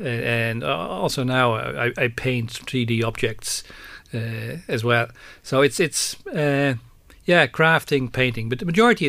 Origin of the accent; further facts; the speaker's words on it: Amsterdam, North Holland, Netherlands; moved away as an adult; now in Ireland; born and raised in Amsterdam and worked in banking since the early 80s. Came to Ireland in 94